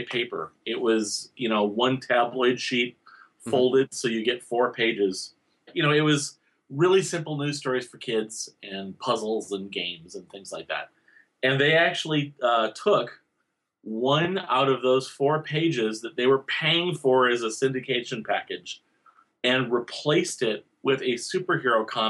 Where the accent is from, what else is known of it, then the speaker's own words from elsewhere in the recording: Owatonna, Minnesota, United States; I was growing up in Owatonna, Minnesota